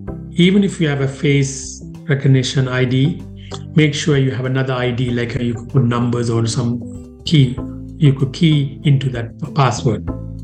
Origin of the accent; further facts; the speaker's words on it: Sri Lanka; now in Canada; I came from Sri Lanka to Canada in 1990.